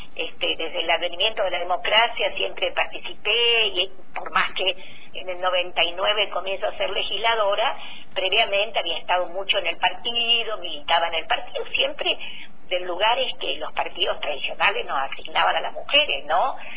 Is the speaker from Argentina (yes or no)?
yes; Río Negro, Argentina; nosotros en Río Negro